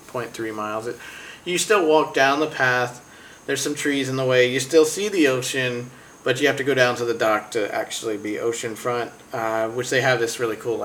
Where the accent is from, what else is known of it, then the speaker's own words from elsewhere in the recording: North Carolina, United States; I'm from North Carolina